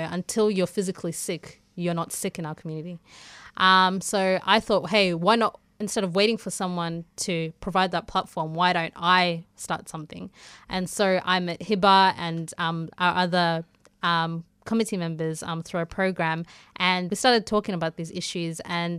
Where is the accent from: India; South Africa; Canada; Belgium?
South Africa; moved away; So basically, I came from South Africa in 2002 with my parents. And coming here, I would say probably was kind of an awakening. I was kind of oblivious to what was going on around me because, A, I was in my home country.